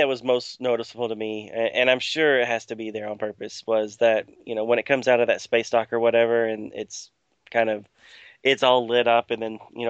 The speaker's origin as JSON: {"language": "English", "country": "United States", "said": "we're both from United States."}